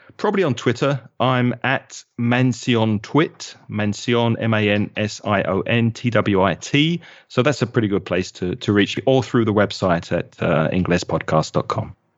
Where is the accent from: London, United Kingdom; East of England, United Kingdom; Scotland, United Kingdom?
London, United Kingdom; accent: London; now in Valencia, Spain; that's my London accent.